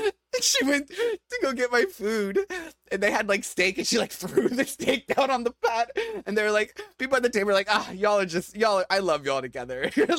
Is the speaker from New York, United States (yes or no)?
yes; New York, United States; we're very open and relaxed and we're from New York, you know, we just love is love